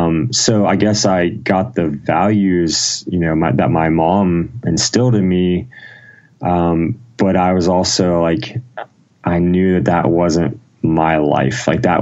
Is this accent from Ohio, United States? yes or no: yes; Ohio, United States; No, I was born in Ohio, small town in Ohio. I've kind of lived in Ohio most of my life